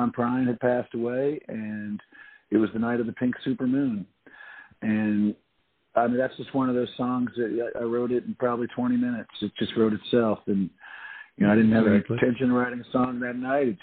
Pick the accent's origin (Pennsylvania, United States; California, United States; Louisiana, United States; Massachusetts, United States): Louisiana, United States; New Orleans; I'm from New Orleans. I grew up here